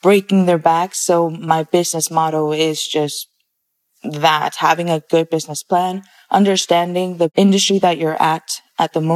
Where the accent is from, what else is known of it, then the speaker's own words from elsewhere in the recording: Arizona, United States; also born or lived in Mexico City, Mexico / California; I was born in Mexico City, Mexico, and moved to the States when I was about 8 years old, arriving to California. And then I've been in Arizona for 12 years now.